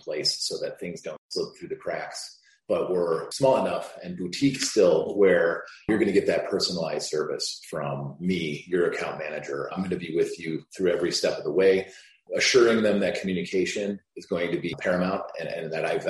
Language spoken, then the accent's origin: English; Chicago, Illinois, United States; I grew up in Chicago. I went to Lane Tech